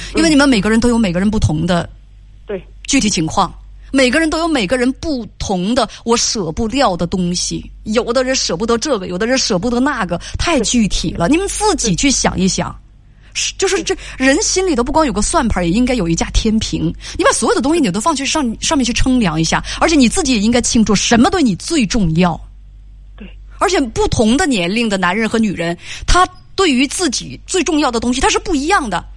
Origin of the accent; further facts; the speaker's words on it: China; 婚姻对我们中国人来讲有多重要